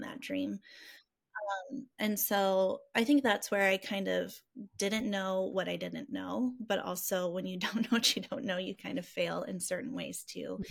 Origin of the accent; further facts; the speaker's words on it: Rockford, Illinois, United States; I'm from Rockford. I love our community